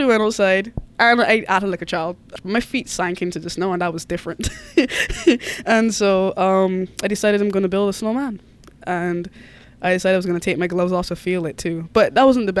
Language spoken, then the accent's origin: English; Barbados; moved away as an adult; also born or lived in Mississippi; now in Anchorage, United States; I'm from Barbados.